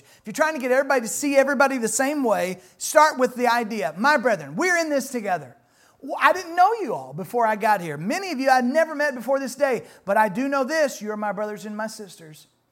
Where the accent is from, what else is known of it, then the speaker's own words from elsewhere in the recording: Louisville, Kentucky, United States; I'm really from the Louisville area